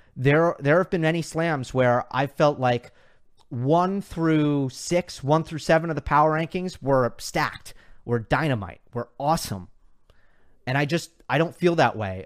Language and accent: English; New York, United States; I'm a New Yorker